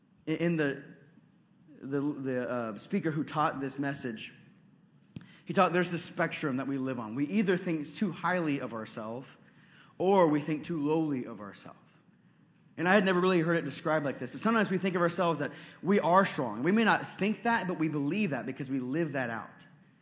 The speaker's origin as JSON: {"language": "English", "region": "Texas", "country": "United States", "said": "I know I've only lived here for 6 months, so I don't know if you guys would accept me as a Midwesterner yet, but Midwesterners are strong people. When you guys live through a winter that's negative 30, I'm going home, okay? I'm flying back to Texas"}